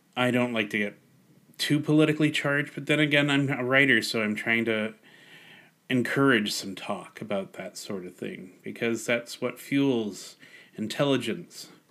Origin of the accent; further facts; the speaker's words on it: Canada; I'm Canadian first and foremost.